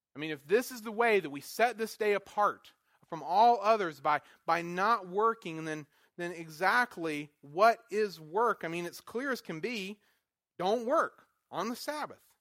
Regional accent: North Carolina, United States; moved away as an adult; also born or lived in Wisconsin; I was from North Carolina

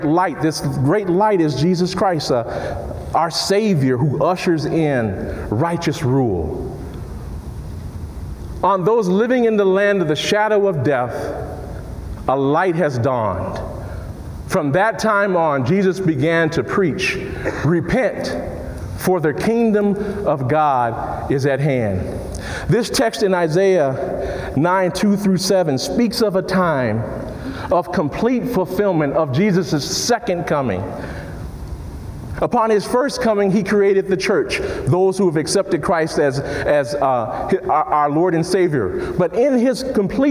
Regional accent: Chicago, Illinois, United States; Chicago, my hometown

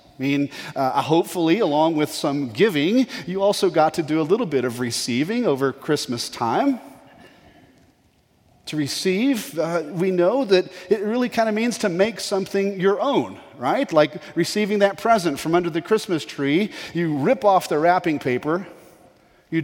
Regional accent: Colorado, United States; moved away as an adult; also born or lived in Florida; I grew up in Colorado

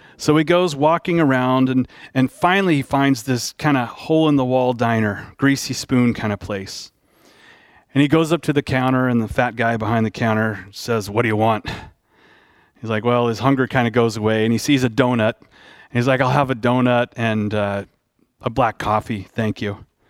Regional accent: Dallas, Texas, United States; I grew up in Dallas

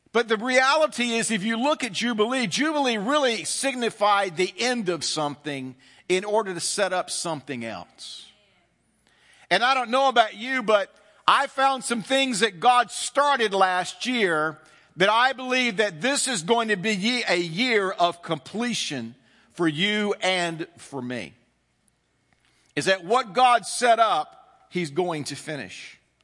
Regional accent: the South, United States; growing up in the South

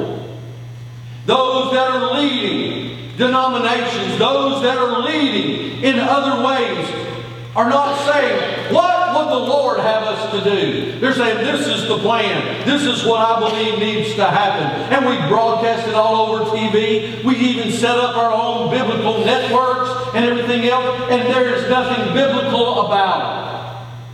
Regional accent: United States; born and raised in the United States of America

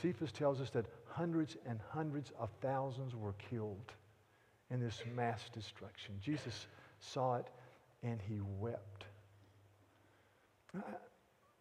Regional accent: North Carolina, United States; I'm from North Carolina

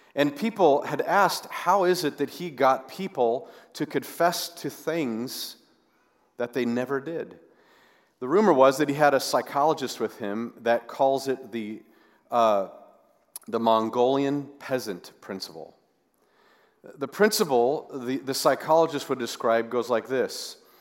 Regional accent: the West, United States; growing up in, in the West

